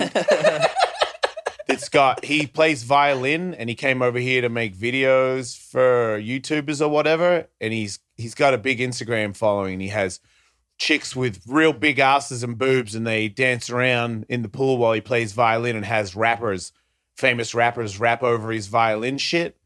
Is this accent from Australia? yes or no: yes; Australia; born or raised there; now in United States